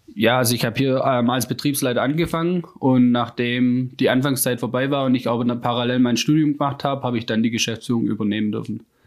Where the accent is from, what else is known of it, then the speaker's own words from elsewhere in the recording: Rems-Murr district, Baden-Württemberg, Germany; moved away as an adult; now in Freudenstadt, Germany; ich komme ähm, ursprünglich aus dem Rems-Murr-Kreis